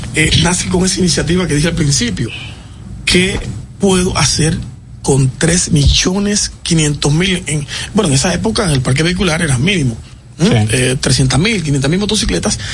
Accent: Dominican Republic; en mi país

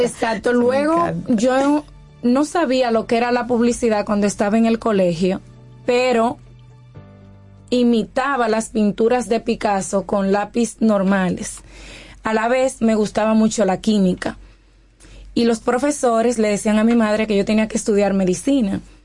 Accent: Dominican Republic; moved away as an adult; cuando me fui de República Dominicana

